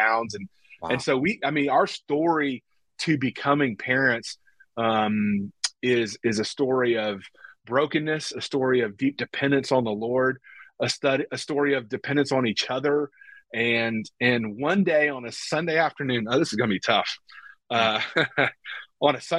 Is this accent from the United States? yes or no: yes; the South, United States; we're from the South.